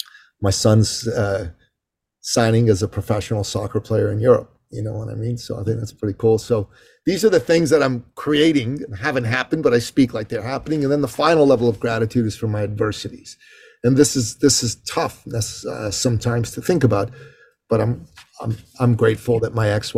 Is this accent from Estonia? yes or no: no; Canada; I'm Canadian.